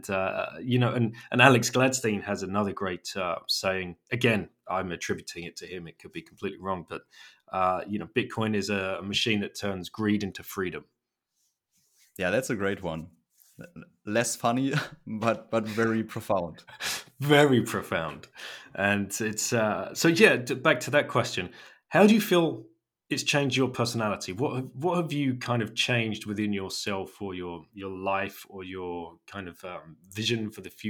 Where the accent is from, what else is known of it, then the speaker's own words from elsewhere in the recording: Germany; English is a second language; for people uh, of your of my age growing up in Germany, uh, you know, I remember the wall coming down